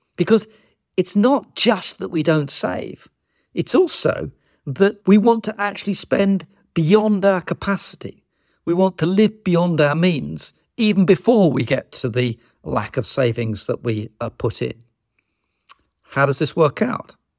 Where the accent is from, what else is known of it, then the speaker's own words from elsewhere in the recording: United Kingdom; us as British citizens